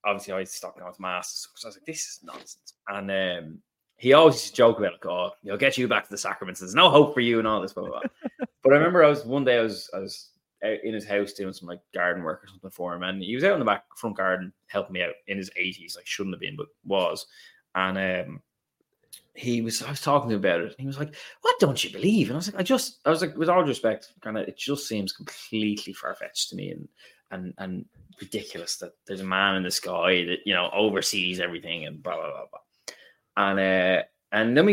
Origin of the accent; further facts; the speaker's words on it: Ireland; now in London, United Kingdom; if I grew up as, like, not religious at all as an Irish person